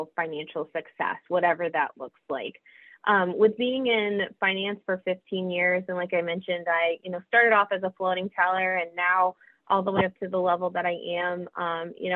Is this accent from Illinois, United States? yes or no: no; Capital Region, New York, United States; moved away as an adult; I am originally from the Capital Region, born and raised